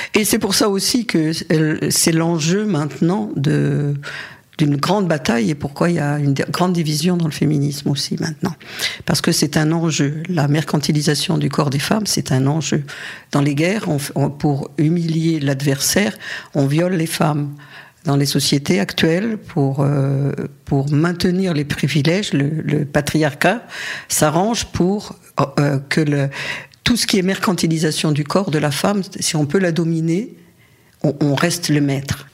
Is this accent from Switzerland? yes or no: no; Paris, Île-de-France, France; moved away as an adult; also born or lived in Algeria / Saint-Denis; now in Barcelona, Spain; Je ne suis pas née à Paris. D'abord, je suis née en Algérie. Mes parents ont émigré. Euh, j'avais deux ans et on a, on a vécu plutôt à Saint-Denis au début, puis ensuite à Paris. Et ma scolarité, je l'ai faite à Paris